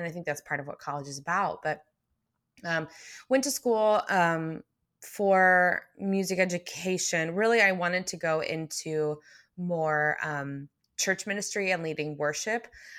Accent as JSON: {"language": "English", "town": "McKinney", "region": "Texas", "country": "United States", "tie": "born or raised there", "said": "So I grew up in McKinney, North Dallas, or North Texas, really."}